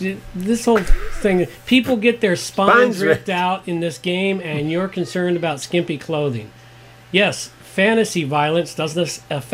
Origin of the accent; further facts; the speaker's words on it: United States; I'm American, Scottish, Irish.